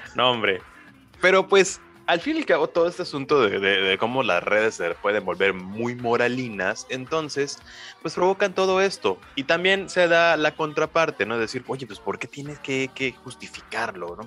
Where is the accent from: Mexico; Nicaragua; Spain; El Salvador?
Mexico; Somos mexicanos